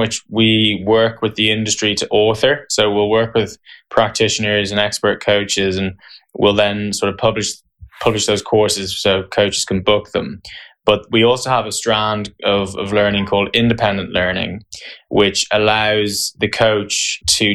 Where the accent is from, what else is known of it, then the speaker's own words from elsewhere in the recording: Ireland; also born or lived in County Tipperary / Waterford; I grew up in Ireland. My first taste of tennis was in Carrickinshire, County Tipperary